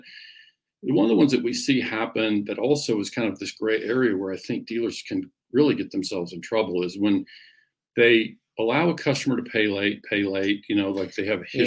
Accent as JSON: {"language": "English", "region": "Oklahoma", "country": "United States", "tie": "born or raised there", "said": "growing up in Oklahoma"}